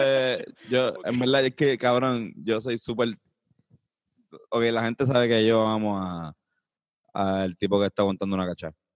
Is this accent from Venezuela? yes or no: no; Puerto Rico; nosotros conocemos como puertorriqueños